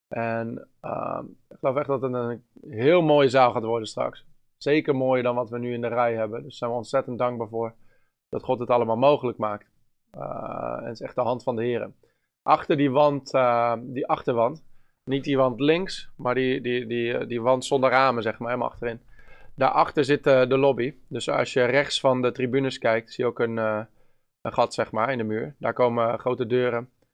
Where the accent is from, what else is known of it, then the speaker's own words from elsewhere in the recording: Bennekom, Gelderland, Netherlands; Bennekom. Dat is mijn eh, hometown. Ik ben opgegroeid in Bennekom.